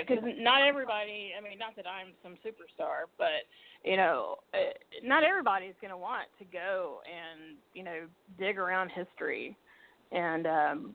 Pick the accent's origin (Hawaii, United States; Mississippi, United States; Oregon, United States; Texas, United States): Mississippi, United States; moved away; I'm originally from Mississippi. And, you know, my parents sent me to an all-white private